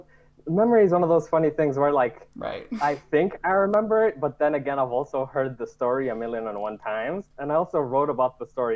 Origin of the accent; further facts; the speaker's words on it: Nigeria; born there; I was born in Nigeria, and it's fairly common in Nigeria.